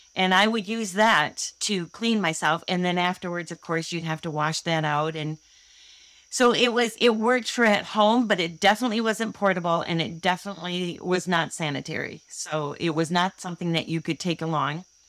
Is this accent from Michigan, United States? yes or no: yes; Holland, Michigan, United States; I grew up in Holland, Michigan, and I've never moved more than seven miles away from where I grew up.